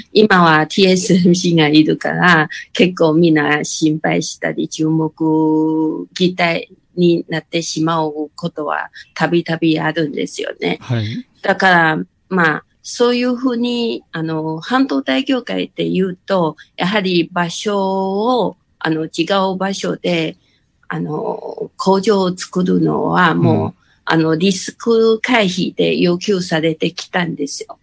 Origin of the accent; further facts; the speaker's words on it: Kaohsiung, Taiwan; now in Hsinchu, Taiwan; もともと高尾出身なんですけど